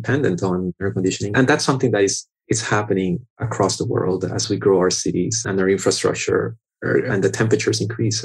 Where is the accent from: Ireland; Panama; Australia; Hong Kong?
Panama; now in South Florida, United States; I was born in Panama and I grew up in Panama. So I'm Panamanian by birth.